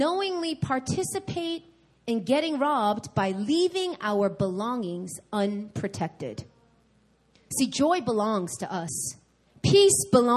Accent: New York, United States; now in Seoul, South Korea; I'm from New York

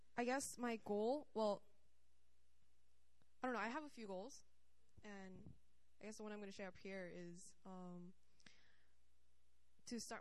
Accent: California, United States; now in South Korea; I'm from California, but I've been living here for a while now, so I'm gonna say Korea

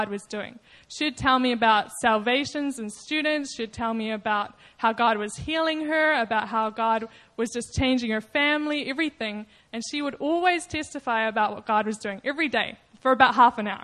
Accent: New Zealand; moved away; I'm from New Zealand

